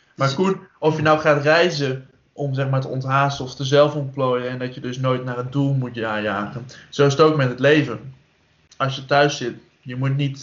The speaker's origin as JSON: {"language": "Dutch", "country": "Netherlands", "said": "Wij als Nederlanders"}